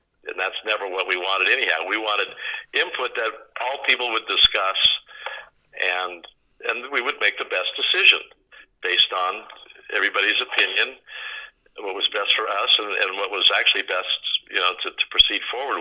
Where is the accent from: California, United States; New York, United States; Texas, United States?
California, United States; Northern; also born or lived in Woodland Hills, California / Lake Tahoe; I grew up in Northern California